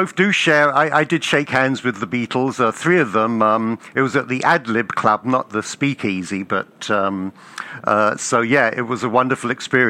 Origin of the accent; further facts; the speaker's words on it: England, United Kingdom; moved away; I grew up in England in the 60s